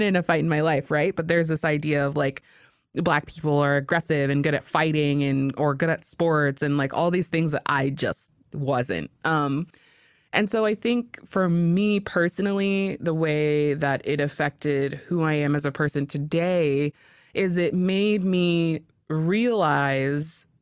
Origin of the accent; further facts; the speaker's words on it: Alaska, United States; growing up in Alaska